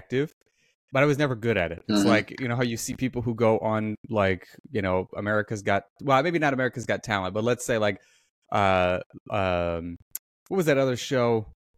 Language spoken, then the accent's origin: English; Omaha, Nebraska, United States; I grew up in Omaha, Nebraska